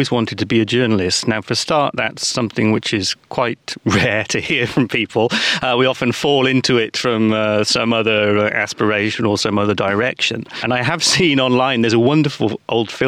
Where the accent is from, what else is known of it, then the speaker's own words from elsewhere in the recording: United Kingdom; now in Riga, Latvia; I'm British